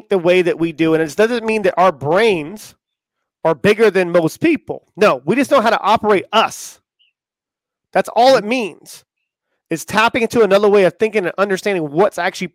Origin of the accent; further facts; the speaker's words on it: Charleston, South Carolina, United States; I was born in Charleston, South Carolina, and I grew up right next to my grandparents.